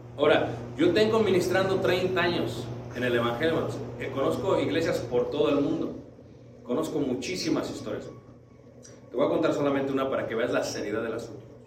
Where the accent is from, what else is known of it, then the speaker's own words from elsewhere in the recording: Mexico City, Mexico; Yo soy de Ciudad de México